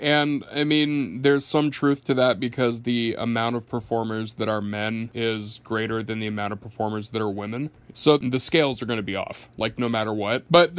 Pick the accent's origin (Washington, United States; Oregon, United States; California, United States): Oregon, United States; Portland; born there; Funny story to that. I was born homeless in Portland, Oregon. And I was homeless for a little while with my mom.